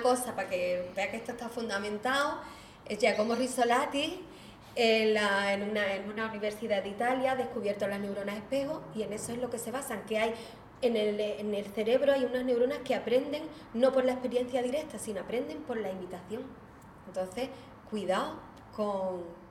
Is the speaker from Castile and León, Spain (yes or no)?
no; Algeciras, Andalusia, Spain; yo soy de Algeciras